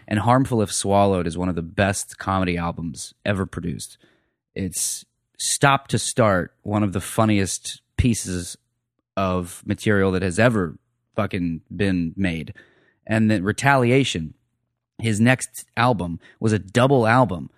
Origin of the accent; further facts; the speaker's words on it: Phoenix, Arizona, United States; moved away as an adult; also born or lived in Ohio / Greenville, Ohio; now in Austin, United States; I was born in Ohio, raised in Phoenix